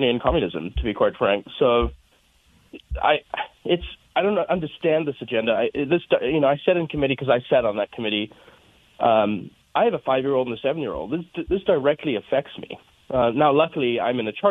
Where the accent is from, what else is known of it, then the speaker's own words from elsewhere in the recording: South Africa; now in Colorado, United States; I'm originally from South Africa